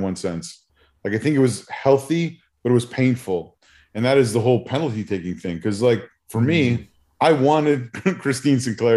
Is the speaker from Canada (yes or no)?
yes; Canada; as a Canadian